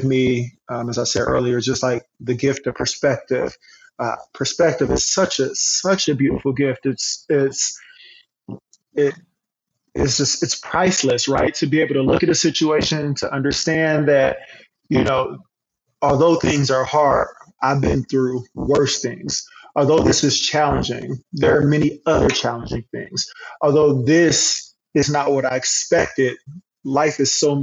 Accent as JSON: {"language": "English", "town": "Hot Springs", "region": "Arkansas", "country": "United States", "tie": "born or raised there", "said": "we grew up in the Black Projects, as they called them, in Hot Springs"}